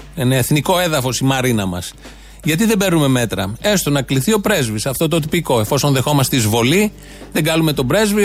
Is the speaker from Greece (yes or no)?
yes; Greece; Έτυχε να γεννηθώ εδώ